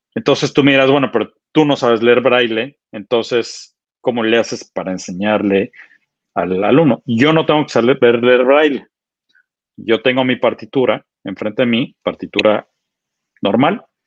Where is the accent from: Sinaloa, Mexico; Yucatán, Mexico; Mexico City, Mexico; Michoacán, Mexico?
Mexico City, Mexico; moved away as an adult; also born or lived in United States; durante mis primeros 25 años, yo, nací en la Ciudad de México